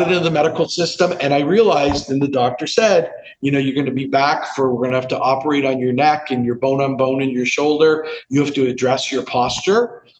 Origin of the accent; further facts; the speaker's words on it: Canada; I grew up in Canada